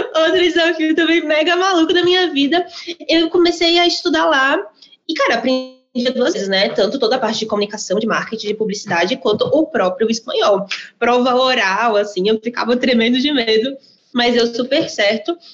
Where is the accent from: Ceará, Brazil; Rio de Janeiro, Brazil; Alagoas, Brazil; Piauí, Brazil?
Alagoas, Brazil; Maceió; now in São Paulo, Brazil; Eu sou nordestina de Maceió, moro hoje em São Paulo